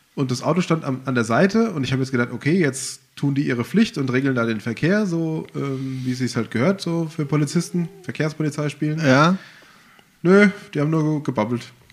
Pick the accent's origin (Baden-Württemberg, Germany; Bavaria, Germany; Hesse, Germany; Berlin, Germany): Hesse, Germany; Rodgau; als Jugendlicher in Rottgau